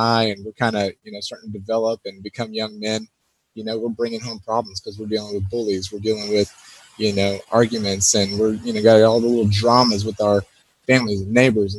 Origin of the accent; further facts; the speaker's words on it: Pearland, Texas, United States; also born or lived in Houston, Texas; I spent almost all of my life, from kindergarten through high school in a small town, probably not so small anymore, Pearland, Texas